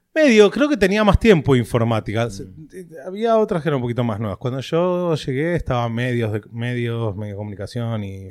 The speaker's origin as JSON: {"language": "Spanish", "area": "Greater Buenos Aires west zone", "region": "Buenos Aires Province", "country": "Argentina", "tie": "born or raised there", "moved": "as an adult", "lives_now": "Miami, United States", "said": "Nací en Capital, pero vivíamos en Morón, a los tres años nos mudamos a, a Burlingame, así que zona oeste de toda la vida"}